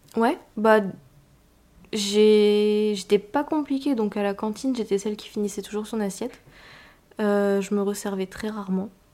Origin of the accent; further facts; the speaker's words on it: northern France, France; moved away as an adult; now in Paris, France; je viens du nord de la France, où j'ai grandi avec ma mère, mon père, euh, mon petit frère. Et puis maintenant j'habite sur Paris toute seule